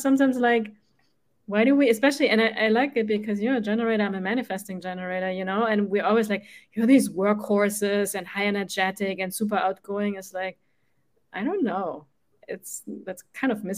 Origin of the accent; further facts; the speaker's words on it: Germany; moved away as an adult; now in United States; I grew up in Germany, right? And in Germany, we have at least where I grew up, like on the countryside